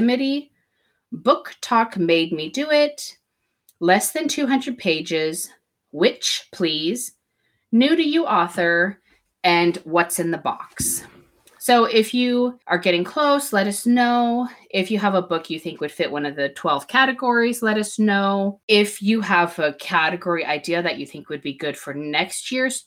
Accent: United States; I'm also American

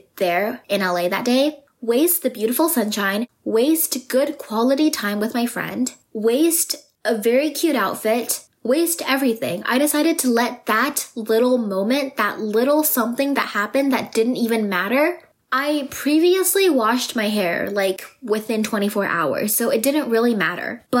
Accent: Vancouver, British Columbia, Canada; I am from Vancouver

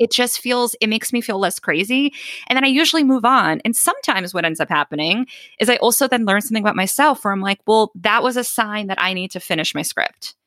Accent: Boston, Massachusetts, United States; growing up in Boston

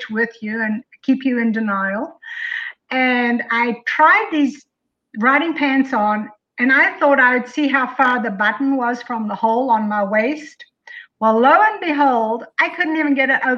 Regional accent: South Africa; also born or lived in Colorado; now in Tennessee, United States; I'm from South Africa

